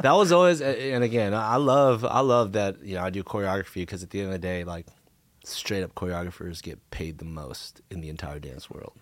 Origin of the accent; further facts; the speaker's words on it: Cerritos, California, United States; also born or lived in Anaheim / Riverside; I grew up around the Cerritos High School area